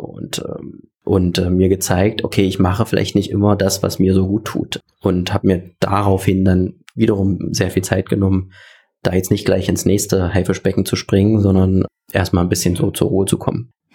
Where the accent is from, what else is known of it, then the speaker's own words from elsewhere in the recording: Saxony-Anhalt, Germany; Das wird deswegen trotzdem meine Heimat bleiben